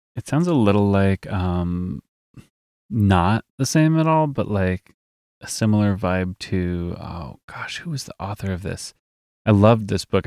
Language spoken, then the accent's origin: English; Midwest, United States; we are from the Midwest.